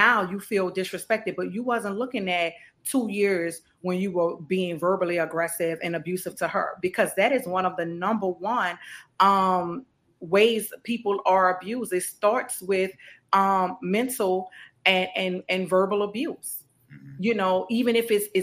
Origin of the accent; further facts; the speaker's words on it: New Orleans, Louisiana, United States; growing up in New Orleans